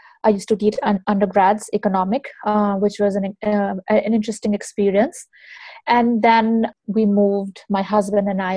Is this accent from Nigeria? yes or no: no; Kanpur, Uttar Pradesh, India; moved away as an adult; now in United States; I was born and raised in India for the first 20 years of my life. I have lived there. I was educated there. I come from a small town called Kanpur